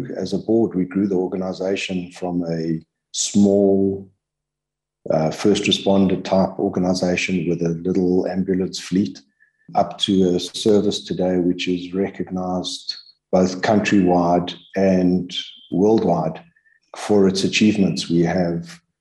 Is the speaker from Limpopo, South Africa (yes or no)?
no; Germiston, Gauteng, South Africa; growing up in Germiston being a small town